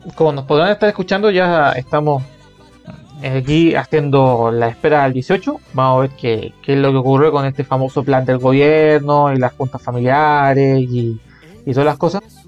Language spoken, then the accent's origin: Spanish; Calama, Antofagasta, Chile; yo de donde soy en Calama